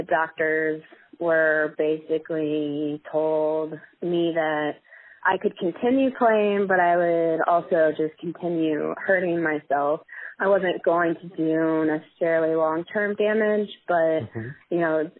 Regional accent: Marietta, Georgia, United States; moved away as an adult; also born or lived in Asheville, North Carolina; I grew up in Marietta, Georgia, which is just north of Atlanta by about 20, 30 minutes

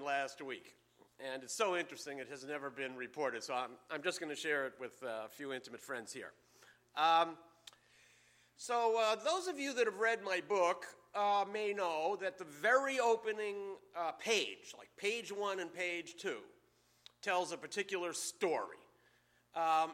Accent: Boston, Massachusetts, United States; ever since I was a kid growing up here

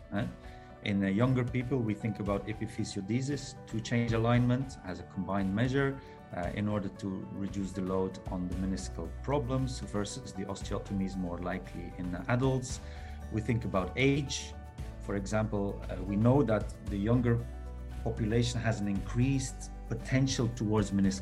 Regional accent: Belgium; moved away as an adult; now in Doha, Qatar; I'm originally from Belgium, but working in the Middle East

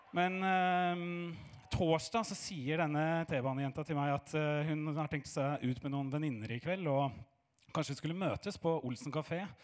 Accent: Oslo, Norway; jeg er fra Fagerborg

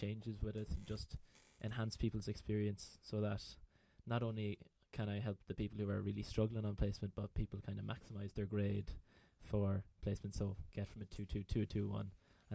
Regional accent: Sligo, Connacht, Ireland; I'm from Sligo, I'm 22

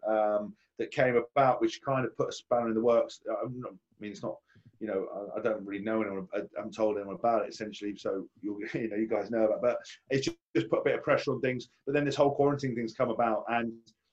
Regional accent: Windsor, South East England, United Kingdom; moved away as an adult; now in Northampton, United Kingdom; I was born in Windsor, so I've never been anywhere near in the Midlands

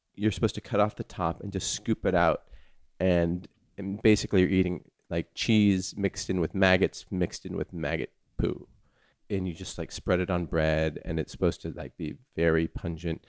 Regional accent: California, United States; growing up in California

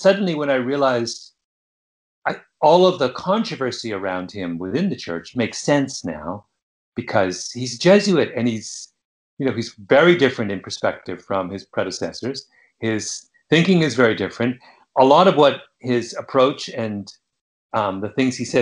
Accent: Canada; Growing up in Canada, we were always taught about Father Brebeuf

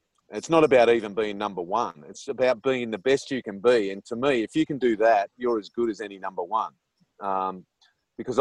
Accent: Australia; accent: Australian; moved away

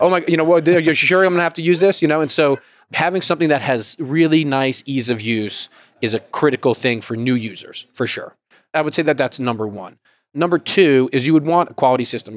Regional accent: Georgia, United States; I'm from Georgia

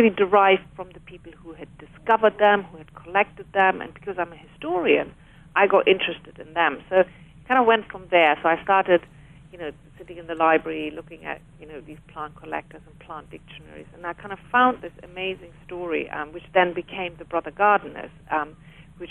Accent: Germany; moved away as an adult; now in London, United Kingdom; I was brought up in Germany, and I moved to Britain in the mid-1990s

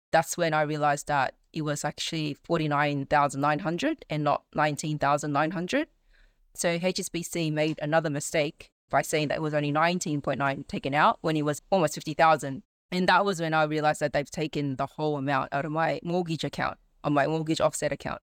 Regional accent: Sydney, New South Wales, Australia; I'm in Sydney, born and bred in Australia. Yeah, just been in Sydney all my li-, whole life

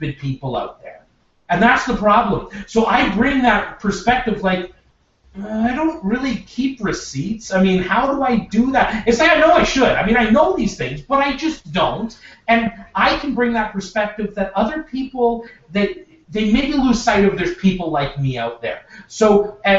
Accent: Regina, Saskatchewan, Canada; moved away as an adult; now in Edmonton, Canada; I'm originally from Regina, Saskatchewan. Spent 33 years there

